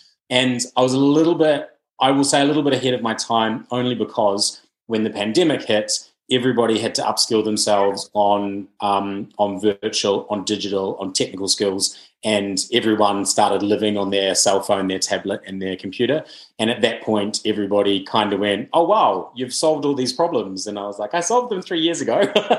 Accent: New Zealand; now in United Kingdom; I really noticed when I came from New Zealand to the UK

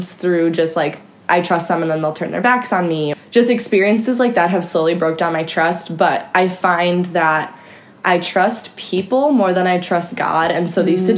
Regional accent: Chicago, Illinois, United States; I'm from the south suburbs of Chicago, born and raised

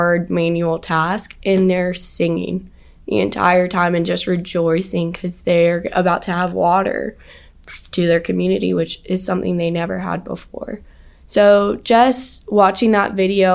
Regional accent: Greenville, South Carolina, United States; growing up in Greenville was actually such a great place for me because I also grew up 20 minutes from the BMW plant.

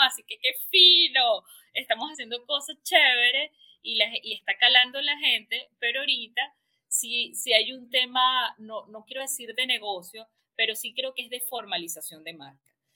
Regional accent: Venezuela

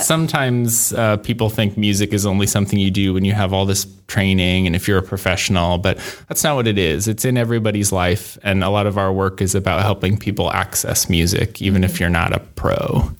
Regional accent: Illinois City, Illinois, United States; also born or lived in Davenport, Iowa; I grew up in the Quad Cities area, out in Illinois City.

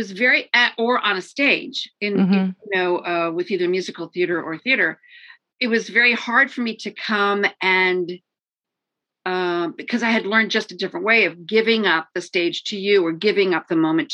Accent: St. Joseph, Michigan, United States; also born or lived in Detroit, Michigan; I grew up in St. Joseph, Benton Harbor

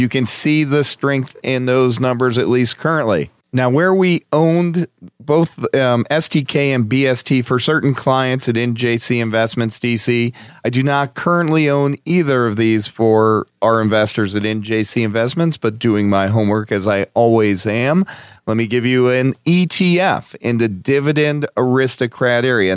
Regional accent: Scranton, Pennsylvania, United States; my hometown of Scranton, P

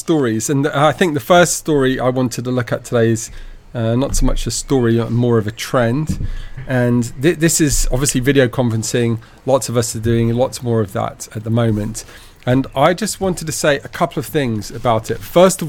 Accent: United Kingdom; Look, I mean, I'm British. I was born up in the UK

